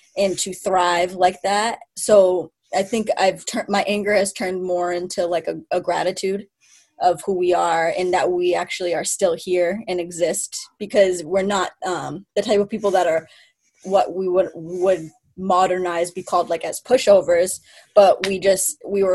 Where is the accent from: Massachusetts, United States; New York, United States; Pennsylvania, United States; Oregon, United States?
Massachusetts, United States; Mashpee; I'm from Mashpee, and I'm from the Mashpee Wampanoag tribe